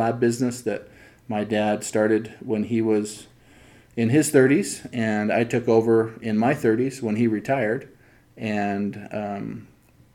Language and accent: English; Spokane Valley, Washington, United States; I grew up in Spokane Valley, 1 of 9 kids. I was literally born in my home